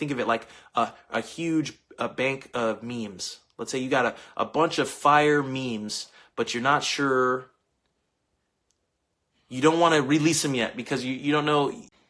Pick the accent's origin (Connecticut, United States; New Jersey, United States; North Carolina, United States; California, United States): California, United States; Bakersfield; I'm from born and raised in Bakersfield, California, but I am Nigerian, German, and Native American.